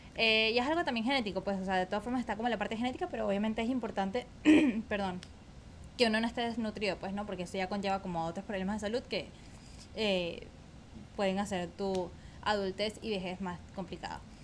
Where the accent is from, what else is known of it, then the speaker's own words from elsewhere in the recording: Caracas, Capital District, Venezuela; nací en Caracas, en Venezuela, en 1994